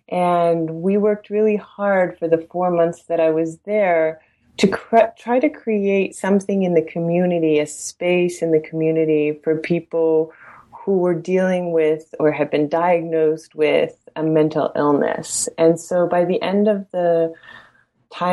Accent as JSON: {"language": "English", "country": "Canada", "tie": "born or raised there", "said": "growing up in Canada"}